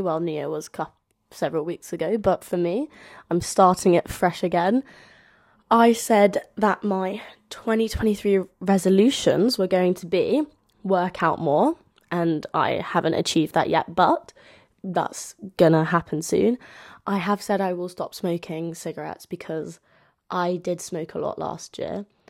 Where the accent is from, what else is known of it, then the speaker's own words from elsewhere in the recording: London, United Kingdom; as you can tell from my accent, um, I'm from London